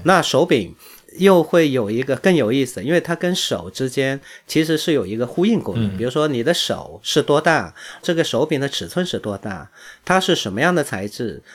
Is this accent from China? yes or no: yes; China; 我们中国人